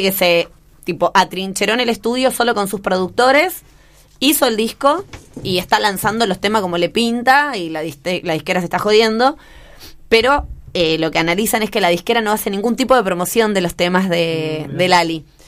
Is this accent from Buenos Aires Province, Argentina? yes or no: yes; General Rodríguez, Buenos Aires Province, Argentina; mi ciudad natal, la República de General Rodríguez